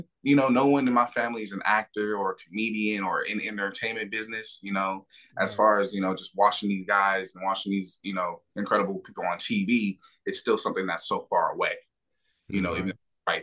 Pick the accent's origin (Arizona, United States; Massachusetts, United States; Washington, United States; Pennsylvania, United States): Washington, United States; Bellevue; also born or lived in Los Angeles, California; I was born in Los Angeles, California. My dad was doing this thing in the streets, you know, hustling, you know, not really doing what my mom expected out of him. So she took me and my sister, who she was pregnant with at the time, moved to Washington State. So I grew up in a city called Bellevue, Washington.